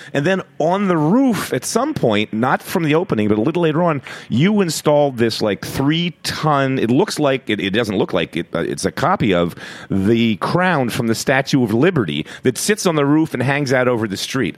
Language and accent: English; Philadelphia, Pennsylvania, United States; moved away as an adult; now in New York, United States; I was from Philadelphia up until then